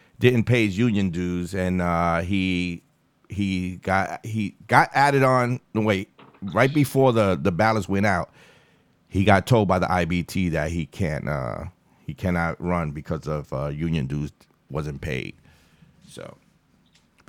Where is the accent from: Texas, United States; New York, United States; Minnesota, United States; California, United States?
New York, United States; New York City; I'm from Far Rockaway.